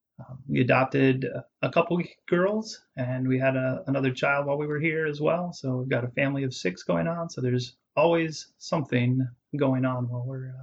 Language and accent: English; Phoenix, Arizona, United States; moved away as an adult; also born or lived in Seattle, Washington / Wisconsin; now in Des Moines, United States; I was born in Seattle. Moved to Phoenix when I was 9, went to college in Wisconsin